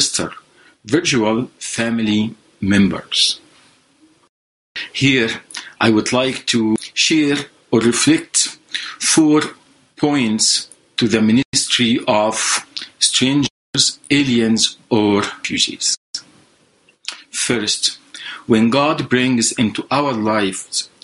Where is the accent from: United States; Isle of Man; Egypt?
Egypt; moved away as an adult; now in Canada; I am originally from Egypt. I left Egypt about 20 years ago.